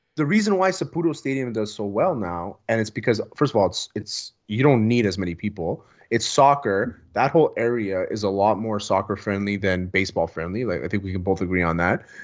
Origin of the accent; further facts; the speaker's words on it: Montreal, Quebec, Canada; I'm from the West Island